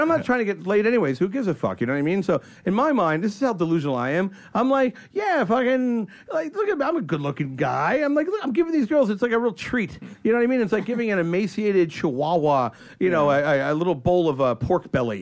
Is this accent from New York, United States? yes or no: yes; New York, United States; moved away; I'm from you know New York